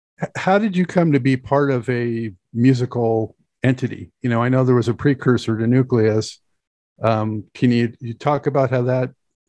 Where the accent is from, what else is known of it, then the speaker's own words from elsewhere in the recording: West Coast, United States; I grew up on the West Coast